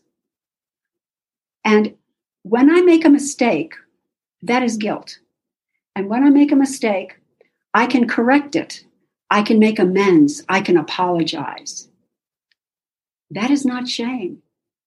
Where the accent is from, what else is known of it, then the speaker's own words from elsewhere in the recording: Oklahoma City, Oklahoma, United States; moved away as an adult; now in Pittsburgh, United States; I grew up in SA in Oklahoma City